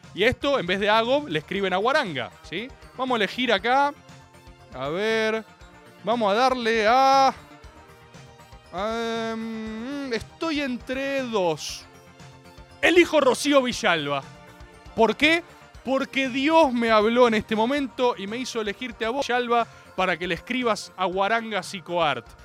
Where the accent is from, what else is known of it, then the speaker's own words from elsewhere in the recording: Argentina; como todo argentino de bien